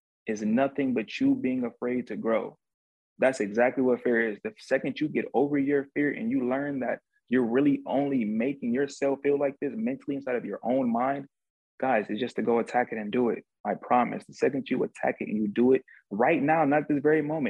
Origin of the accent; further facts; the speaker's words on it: Cleveland, Ohio, United States; I grew up in a hood growing up in one of the most dangerous places in the United States, Cleveland, Ohio